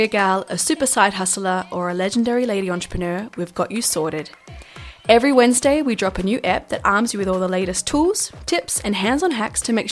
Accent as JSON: {"language": "English", "country": "Australia", "said": "as an Australian"}